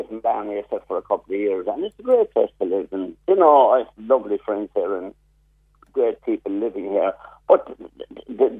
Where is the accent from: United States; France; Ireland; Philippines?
Ireland; Blarney, Munster; Growing up in Blarney long ago